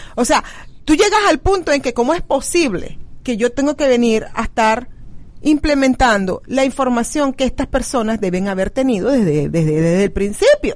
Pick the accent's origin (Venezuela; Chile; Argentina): Venezuela; now in United States; Como venezolanos venimos, nos adaptamos, comemos la comida, este, del país donde estamos llegando, aprendemos el idioma de donde estamos